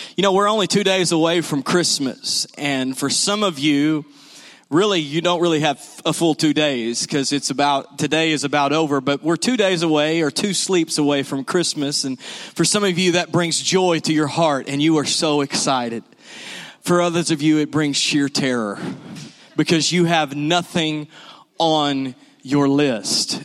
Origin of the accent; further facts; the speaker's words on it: the South, United States; we're from the South.